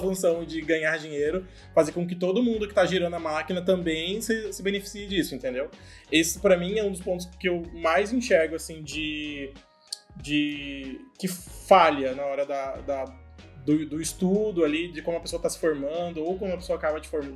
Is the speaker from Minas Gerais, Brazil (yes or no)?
no; Cuiabá, Mato Grosso, Brazil; moved away as an adult; now in São Paulo, Brazil; Eu sou de Cuiabá, Mato Grosso